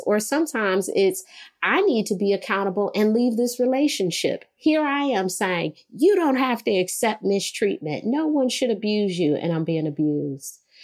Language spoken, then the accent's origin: English; Detroit, Michigan, United States; I'm from Detroit